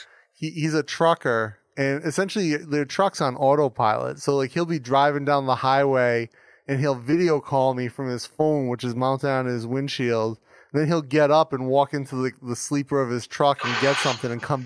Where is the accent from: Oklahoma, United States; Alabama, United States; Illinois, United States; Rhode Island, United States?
Rhode Island, United States; moved away; also born or lived in Kansas / Ohio / Wisconsin / California; I grew up in Rhode Island, which is the smallest state in the U.S. and 45 minutes tip to tip.